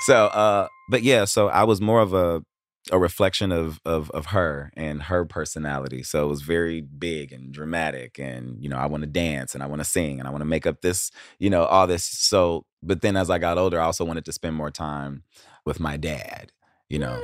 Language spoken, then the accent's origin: English; Cleveland, Ohio, United States; I grew up in Cleveland.